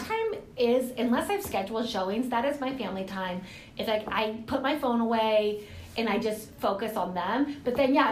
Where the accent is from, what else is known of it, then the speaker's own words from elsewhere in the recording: Moses Lake, Washington, United States; also born or lived in Lewis-Clark Valley; I grew up in Moses Lake and or actually here in the valley as well